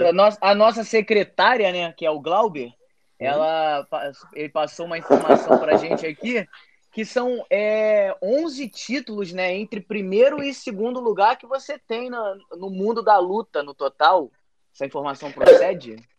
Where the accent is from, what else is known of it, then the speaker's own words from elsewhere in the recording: Mesquita, Rio de Janeiro, Brazil; Eu sou de Mesquita, né? Aqui no Rio de Janeiro